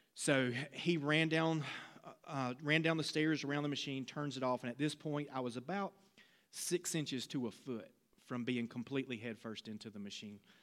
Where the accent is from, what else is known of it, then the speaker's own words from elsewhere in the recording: Laurinburg, North Carolina, United States; working at a glass plant in my hometown of Laurinburg, North Carolina